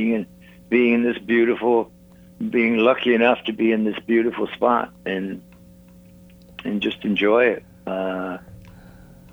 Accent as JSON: {"language": "English", "town": "Malvern", "region": "West Midlands", "country": "United Kingdom", "tie": "born or raised there", "moved": "yes", "lives_now": "Hawaii, United States", "said": "miles away from where I grew up in Malvern."}